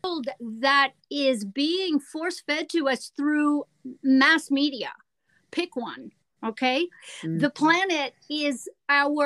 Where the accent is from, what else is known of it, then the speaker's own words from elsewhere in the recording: California, United States; moved away as an adult; I'm from California